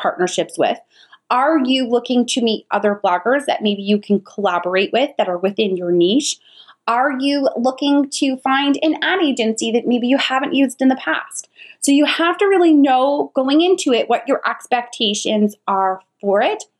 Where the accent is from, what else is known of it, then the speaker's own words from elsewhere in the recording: New York, United States; now in Charlotte, United States; I live in Charlotte, but I'm originally from New York